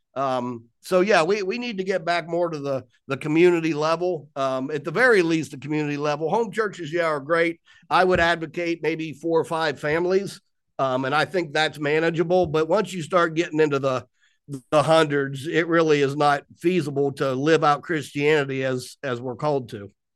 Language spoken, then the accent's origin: English; Columbus, Ohio, United States; moved away as an adult; now in Pennsylvania, United States; born and raised in Columbus, Ohio, 1965